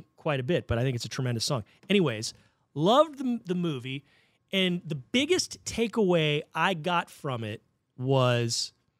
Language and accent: English; Maryland, United States; I was born in Maryland.